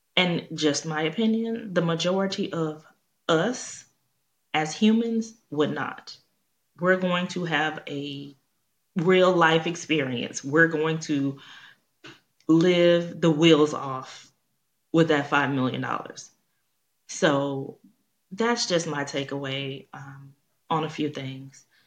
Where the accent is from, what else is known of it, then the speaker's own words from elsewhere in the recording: Houston, Texas, United States; I'm from Houston